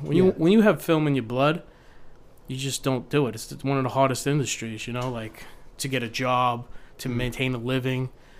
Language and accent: English; New York City, New York, United States; I grew up in New York during a time where in the 90s where money was just crazy in New York City.